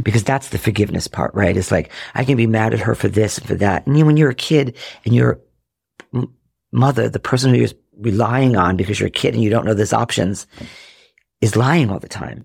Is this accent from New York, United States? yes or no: no; Rhode Island, United States; now in Chicago, United States; I grew up in Rhode Island.